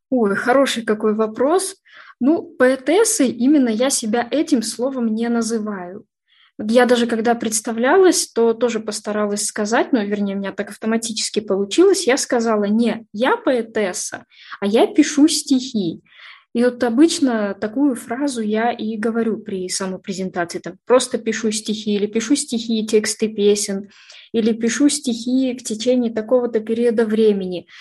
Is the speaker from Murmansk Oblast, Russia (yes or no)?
no; Orsk, Orenburg Oblast, Russia; moved away as an adult; now in Yekaterinburg, Russia; Родилась в Оренбургской области, город Орск, такой небольшой городок